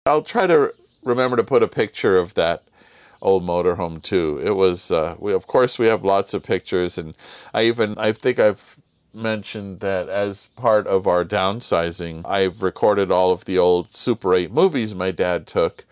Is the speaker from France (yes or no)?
no; Los Angeles, California, United States; we grew up in Southern California in L